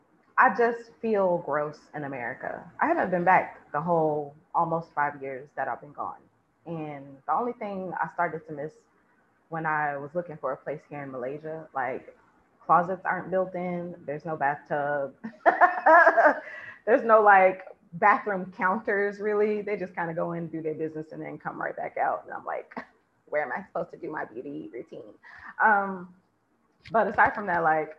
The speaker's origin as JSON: {"language": "English", "country": "United States", "moved": "yes", "said": "I'm American first"}